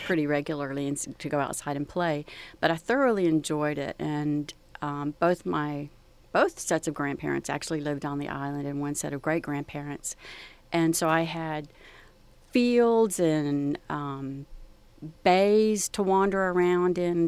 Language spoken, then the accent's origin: English; Gulf Coast of Texas, United States; growing up along the Gulf Coast